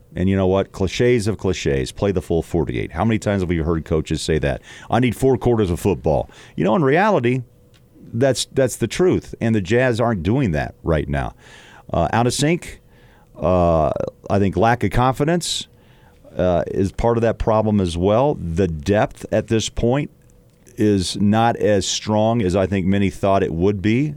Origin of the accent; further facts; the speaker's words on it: Midwest, United States; moved away; I'm from the Midwest, but I've worked in the West for most of my career